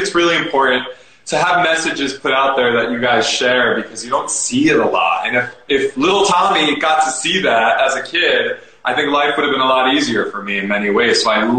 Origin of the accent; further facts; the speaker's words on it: New Jersey, United States; I'm a Jersey boy too. Jersey Italian.